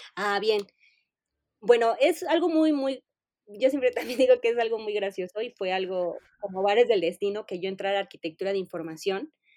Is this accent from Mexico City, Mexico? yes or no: yes; Mexico City, Mexico; soy de la Ciudad de México. Siempre eh, he vivido en la Ciudad de México